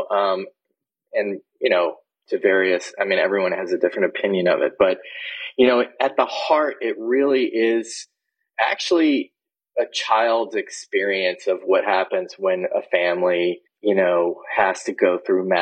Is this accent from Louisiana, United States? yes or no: yes; New Orleans, Louisiana, United States; I grew up in the Deep South. I grew up in New Orleans